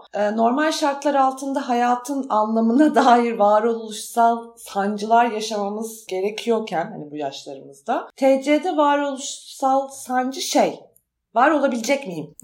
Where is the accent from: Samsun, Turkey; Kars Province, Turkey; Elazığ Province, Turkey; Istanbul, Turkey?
Istanbul, Turkey; moved away as an adult; now in Ankara, Turkey; İstanbul'da büyüdüm ama 18 yaşında ayrıldım oradan ve Ankara'ya taşındım.